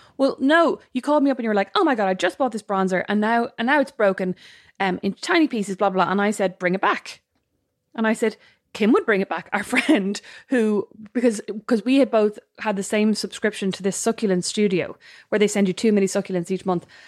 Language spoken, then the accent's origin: English; Ireland; we're Irish